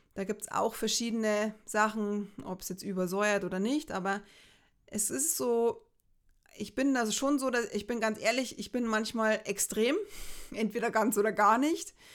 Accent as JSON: {"language": "German", "region": "Bavaria", "country": "Germany", "said": "bei uns in Bayern."}